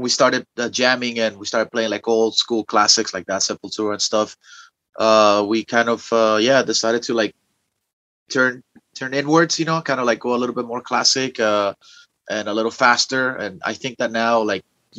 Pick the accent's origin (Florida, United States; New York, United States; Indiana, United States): Florida, United States; Miami; moved away; I am originally from the Southeast, actually. I come from the faraway land of Miami, Florida